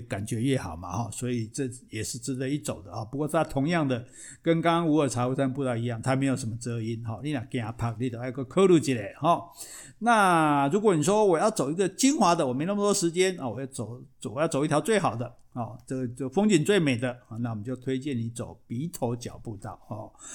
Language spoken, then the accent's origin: Chinese; Taiwan; 我们台湾人讲圣地亚哥都，讲不顺眼，讲不顺哦